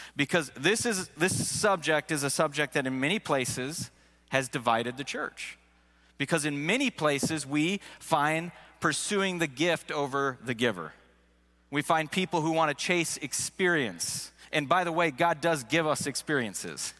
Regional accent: Seattle, Washington, United States; first language English; moved away as an adult; also born or lived in Missouri; I grew up in Seattle, so it was something that I took for granted. That's until I moved to the state of Missouri

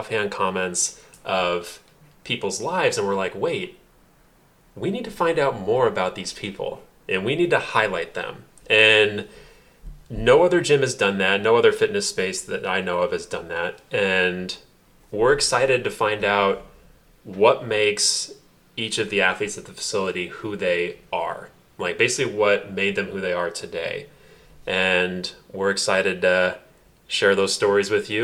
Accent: Indiana, United States; now in Los Angeles, United States; I'm from Indiana. I'm from the streets.

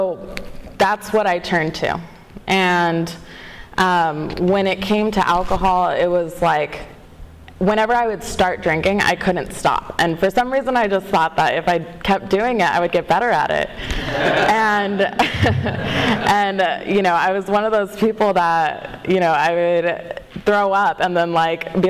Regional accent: Walnut, California, United States; I am from Southern California. I live in Walnut, and I grew up there mostly.

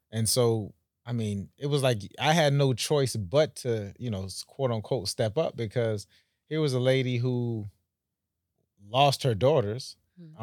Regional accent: Jamaica; now in Palm Beach, United States; I'm from the Caribbean, so oh, okay, uh, Jamaica

